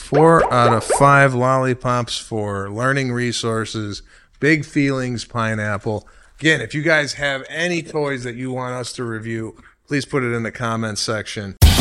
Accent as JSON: {"language": "English", "town": "Chicago", "region": "Illinois", "country": "United States", "tie": "born or raised there", "moved": "yes", "said": "my hometown of Chicago"}